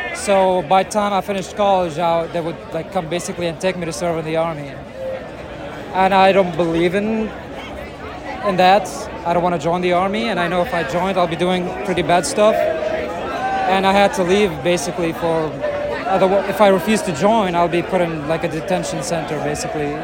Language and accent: English; Syria; moved away as an adult; now in United States; I'm originally from Syria